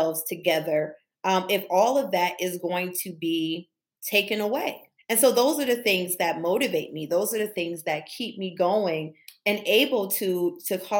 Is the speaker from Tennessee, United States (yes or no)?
no; Buffalo, New York, United States; I'm from Buffalo, New York, from Cold Spring, from the East Side